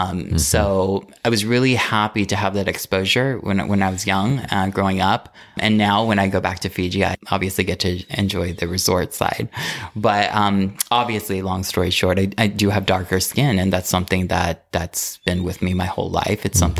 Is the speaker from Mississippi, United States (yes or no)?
no; Modesto, California, United States; moved away as an adult; also born or lived in San Francisco / Los Angeles; now in Palm Springs, United States; Okay, I am from Modesto, California, born and raised. It's a small town.